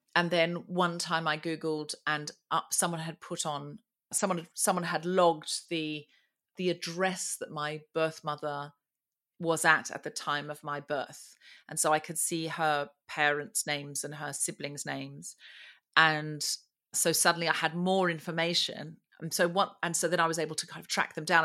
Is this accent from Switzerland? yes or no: no; Australia; I was born and raised in Australia